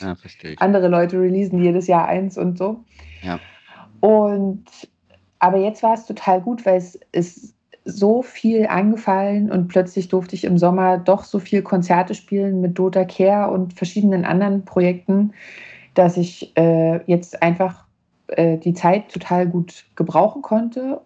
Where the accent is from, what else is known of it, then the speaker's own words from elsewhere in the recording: Neuruppin, Brandenburg, Germany; now in Leipzig, Germany; meiner Heimatstadt Neuruppin